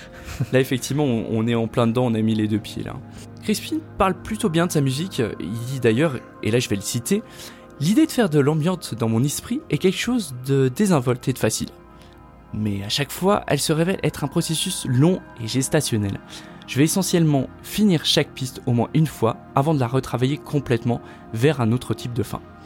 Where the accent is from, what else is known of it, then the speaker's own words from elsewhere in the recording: Haute-Savoie, Auvergne-Rhône-Alpes, France; on vient d'Haute-Savoie